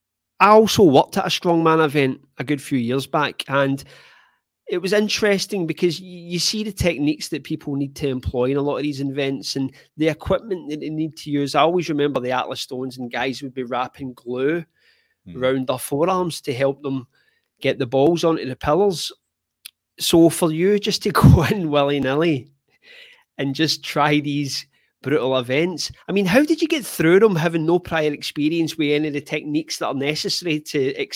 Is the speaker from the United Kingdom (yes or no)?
yes; United Kingdom; I come from Great Britain